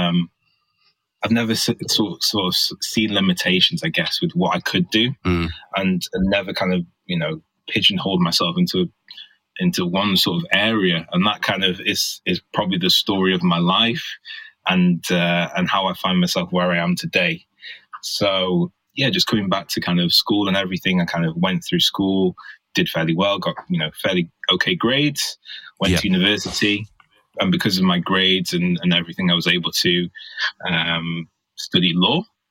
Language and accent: English; Manchester, North West England, United Kingdom; I was born in Manchester